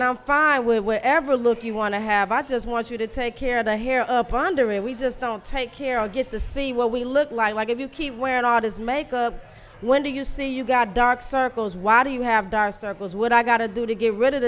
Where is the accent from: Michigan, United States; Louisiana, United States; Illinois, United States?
Louisiana, United States; now in Detroit, United States; I'm from Louisiana.